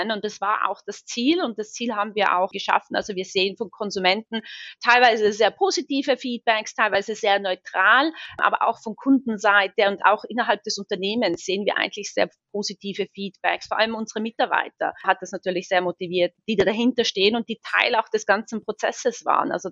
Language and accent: German; Seefeld, Tyrol, Austria; ich bin ursprünglich aus Tirol, aus Seefeld, und am Ende des Tages, wenn ich den Zirlerberg oder den Möserer den Telferberg hochfahre, geht mein Herz immer noch auf.